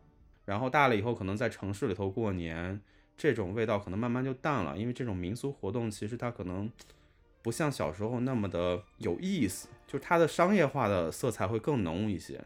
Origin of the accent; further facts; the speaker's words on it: Yuncheng, Shanxi, China; 因为我老家是在山西省运城市